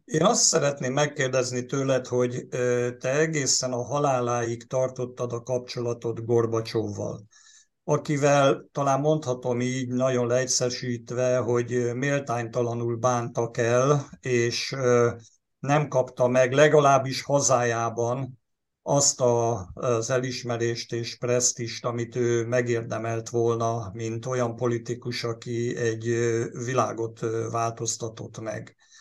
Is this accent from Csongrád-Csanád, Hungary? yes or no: no; Veszprém, Veszprém County, Hungary; itt mi Veszprémben úgy nőttünk föl